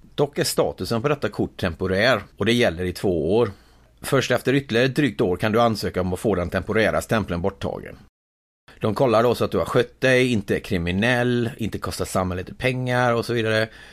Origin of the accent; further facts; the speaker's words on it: Sweden; moved away as an adult; now in United States; Jag hade ju det ganska bra hemma i Sverige